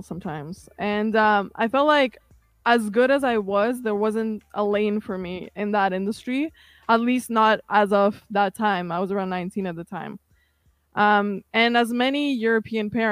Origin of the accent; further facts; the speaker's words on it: Kazakhstan; English is a second language; now in Toronto, Canada; I came from Kazakhstan in 2006. I actually barely spoke English when I first got here.